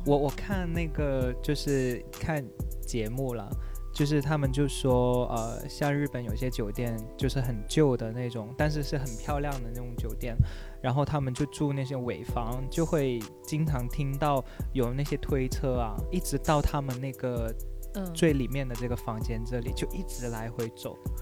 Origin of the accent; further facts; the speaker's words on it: China; 我们都是中国人